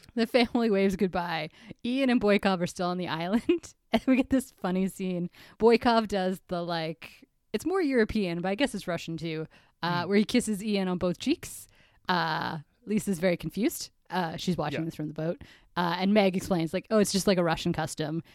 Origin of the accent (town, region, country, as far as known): Canada